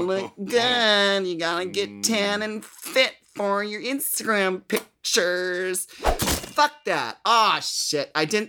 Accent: Minnesota, United States; Because, like, I'm from Minnesota, so, like, summer is, like, more than half, 9 months out of the year.

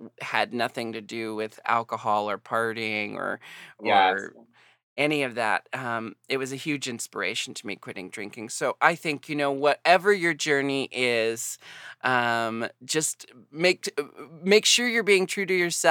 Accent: United States; I'm American.

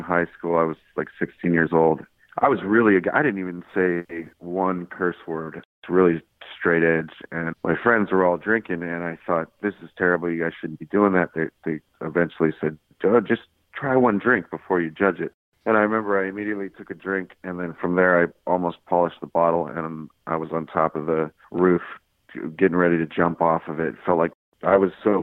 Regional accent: Inland Empire, California, United States; also born or lived in Orange, California; Then we moved to the Inland Empire, which, you know, I wasn't too fond of, but I went to high school there

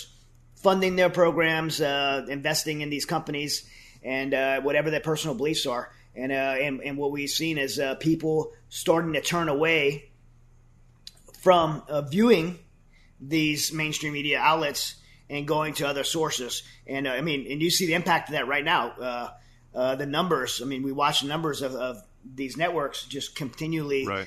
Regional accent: United States; as an American

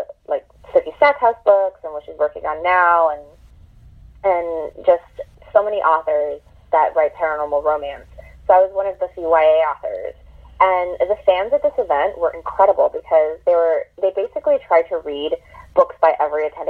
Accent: New York City, New York, United States; I'm from Queens

